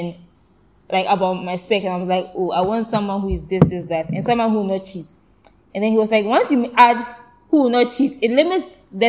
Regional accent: United Kingdom; Because we're also British, so why am I not getting 2K every morning?

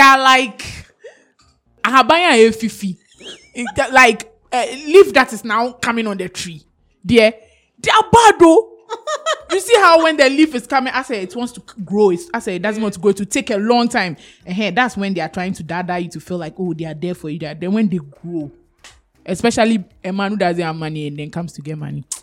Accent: Ghana; I'm so Ghanaian

